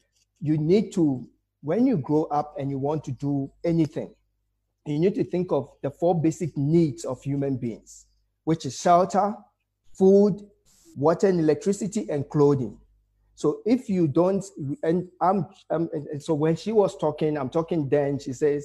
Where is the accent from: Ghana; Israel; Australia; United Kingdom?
Ghana; now in South Africa; I'm a Ghanaian, so went into Ghana